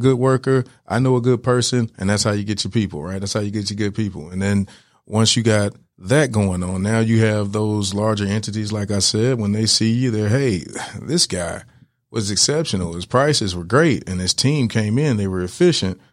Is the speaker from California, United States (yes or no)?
no; Decatur, Georgia, United States; we're from Decatur.